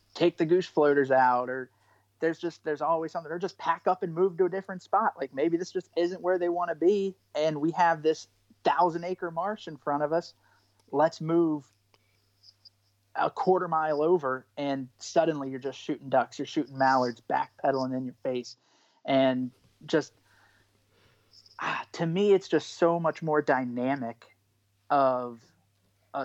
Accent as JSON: {"language": "English", "region": "East Coast", "country": "United States", "tie": "born or raised there", "said": "growing up on the East Coast"}